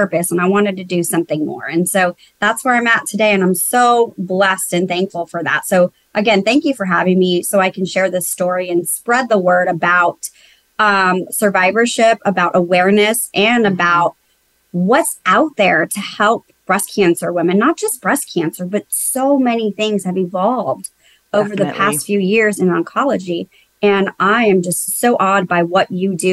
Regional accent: South Texas, United States; now in Houston, United States; I'm originally from South Texas.

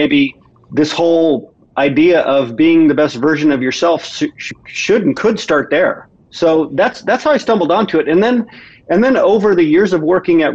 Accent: Midwest, United States; I grew up in the Midwest

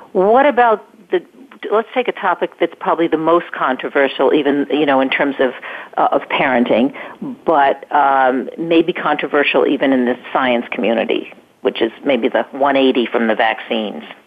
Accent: New York, United States; I'm from New York

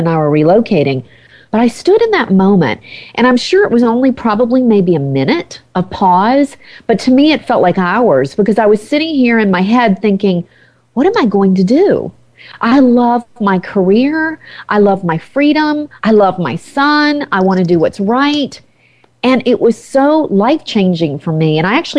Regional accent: the South, United States; moved away as an adult; I grew up in the South

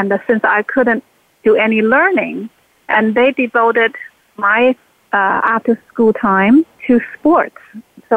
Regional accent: China; moved away; I was born in China and in the 1960s

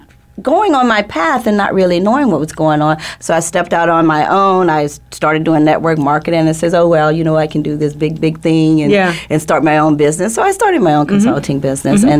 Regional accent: New Orleans, Louisiana, United States; moved away as an adult; also born or lived in Cleveland, Ohio; I am originally from New Orleans, like you said, mm-hmm. a single teenage mother at the age of 15.

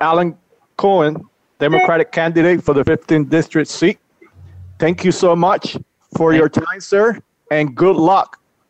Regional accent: Puerto Rico; as a Puerto Rican myself and a person who served my country for 21 years

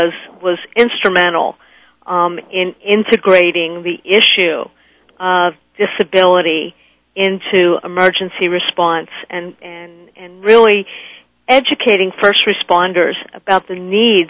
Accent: Pittsburgh, Pennsylvania, United States; as a fellow Pennsylvanian. I'm calling you from Pittsburgh.

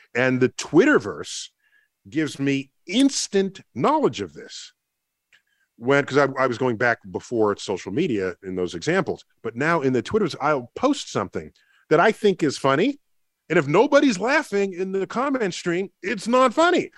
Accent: New York City, New York, United States; I grew up in the Bronx

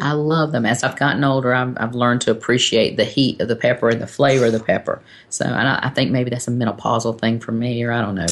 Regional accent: North Carolina, United States; now in Texas, United States; I am originally from North Carolina

